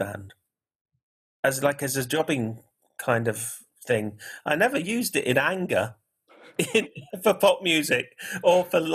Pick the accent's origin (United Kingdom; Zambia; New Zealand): United Kingdom; St Ives, East of England; also born or lived in Gibraltar / Leicester; I was brought up in St Ives near Cambridge